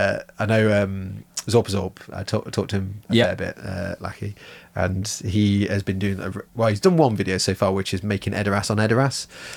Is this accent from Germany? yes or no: yes; Germany; born there; Yeah, I was born in Germany, yeah, and spoke German as a child.